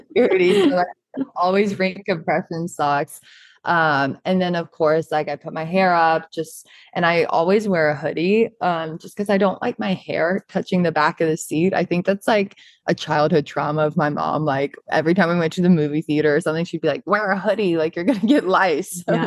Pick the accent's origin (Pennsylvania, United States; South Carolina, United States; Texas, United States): South Carolina, United States; Charleston; moved away as an adult; now in New York, United States; I'm originally from Charleston, South Carolina